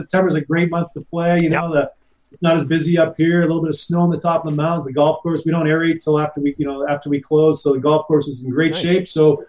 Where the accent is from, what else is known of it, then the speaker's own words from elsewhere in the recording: Canada; We're all from Canada